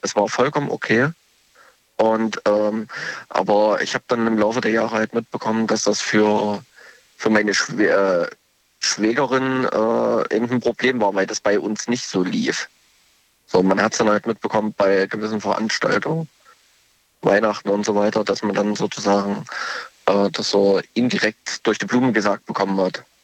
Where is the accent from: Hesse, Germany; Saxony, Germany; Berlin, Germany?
Saxony, Germany; Leipzig; ich komme aus Leipzig, beziehungsweise ich bin nur gerade in Baden-Württemberg zu Besuch